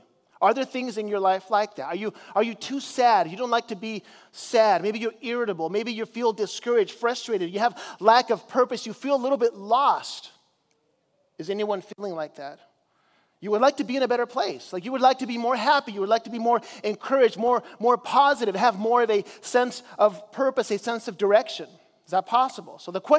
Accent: Chile; because I grew up in Chile as a missionary

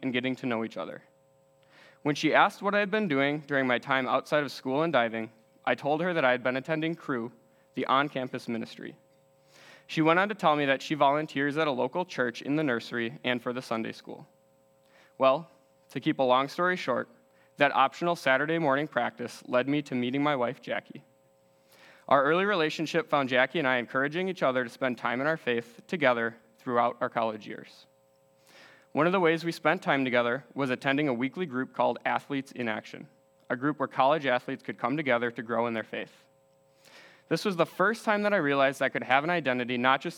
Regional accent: West Bend, Wisconsin, United States; Growing up in West Bend, Wisconsin, my family lived a very good life

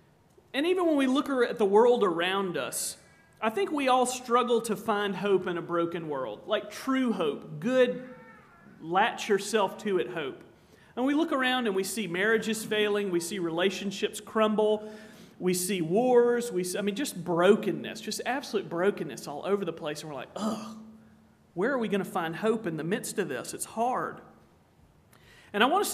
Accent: Charleston, South Carolina, United States; now in Virginia, United States; When I was a little squirt growing up in Charleston, South Carolina

